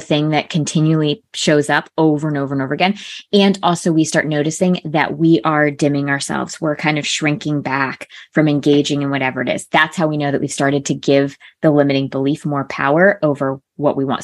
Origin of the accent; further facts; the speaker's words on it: Connecticut, United States; I grew up in a small town in Connecticut, so predominantly White Town.